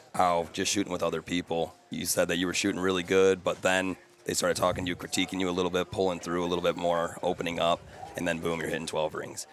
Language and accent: English; Michigan, United States; growing up in Michigan